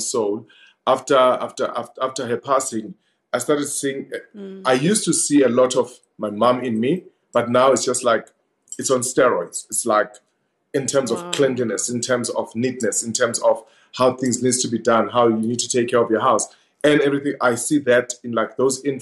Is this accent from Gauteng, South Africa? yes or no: yes; Vosloorus, Gauteng, South Africa; growing up in Fos Loras with my sister's influence